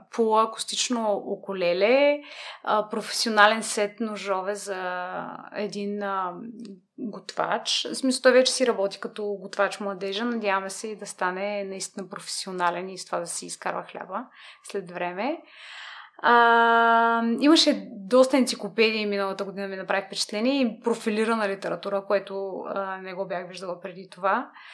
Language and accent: Bulgarian; Burgas, Burgas Province, Bulgaria; moved away as an adult; also born or lived in London; now in Sofia, Bulgaria; родена съм в Бургас